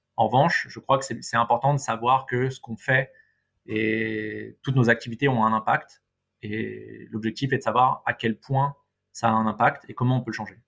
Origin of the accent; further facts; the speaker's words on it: Paris, Île-de-France, France; en tant que bon parisien